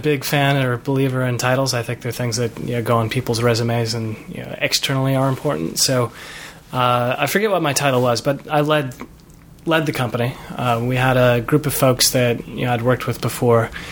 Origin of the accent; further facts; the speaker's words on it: Chicago, Illinois, United States; moved away as an adult; also born or lived in Los Angeles; growing up in Chicago